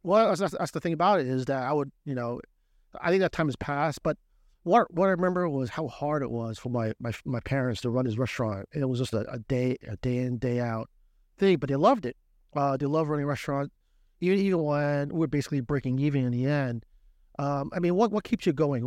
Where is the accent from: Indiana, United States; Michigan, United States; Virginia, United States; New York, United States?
New York, United States; Brooklyn; also born or lived in New Jersey; now in Shanghai, China; Originally from, uh, Brooklyn. I always tell people, not New York, from Brooklyn.